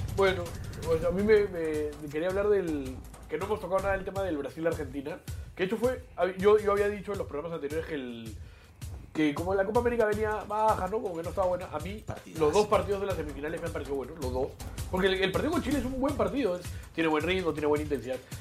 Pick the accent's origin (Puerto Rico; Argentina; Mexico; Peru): Peru; somos los peruanos